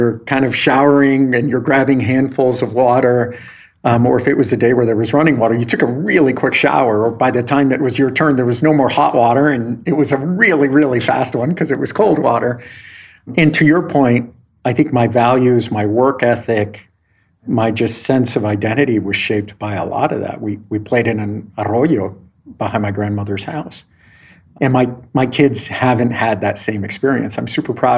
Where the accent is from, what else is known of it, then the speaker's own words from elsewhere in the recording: El Paso, Texas, United States; moved away as an adult; also born or lived in California; I grew up in El Paso, Texas